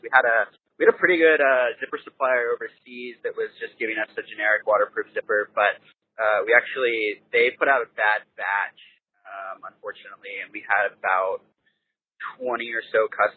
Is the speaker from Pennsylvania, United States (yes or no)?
no; Washington, United States; I grew up skiing here in Washington.